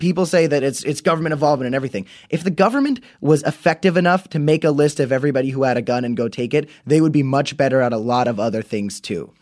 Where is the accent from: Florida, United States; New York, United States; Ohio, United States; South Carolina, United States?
Florida, United States; We're from Florida, so it's hot